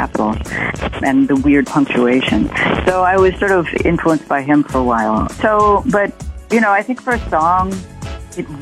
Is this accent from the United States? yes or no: yes; New York City, New York, United States; also born or lived in Santa Monica, California; I was born in Santa Monica, but came to New York City when I was 2.5 and have lived in Manhattan ever since